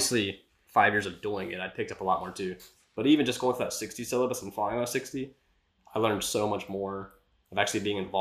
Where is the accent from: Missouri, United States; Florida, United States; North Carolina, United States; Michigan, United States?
Florida, United States; Jacksonville; I'm from the Jacksonville area